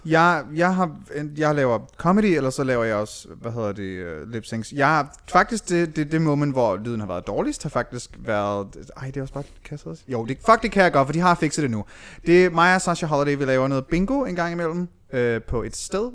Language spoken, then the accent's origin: Danish; Aalborg, North Denmark Region, Denmark; moved away as an adult; also born or lived in Aarhus; jeg er født og opvokset i Aalborg